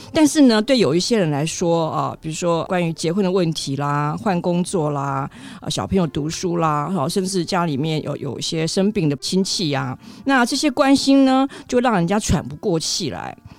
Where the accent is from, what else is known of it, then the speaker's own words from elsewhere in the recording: Taiwan; 我们台湾人